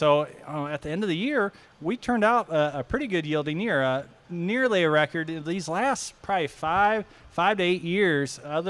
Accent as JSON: {"language": "English", "region": "Illinois", "country": "United States", "tie": "born or raised there", "moved": "yes", "said": "I grew up in Illinois."}